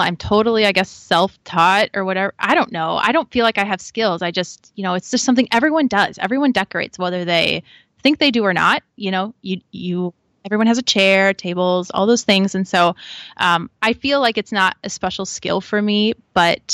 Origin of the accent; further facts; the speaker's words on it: Midwest, United States; also born or lived in East Coast; So I'm a Midwest girl now and would claim to be a Midwest girl still, but I was born out in the East Coast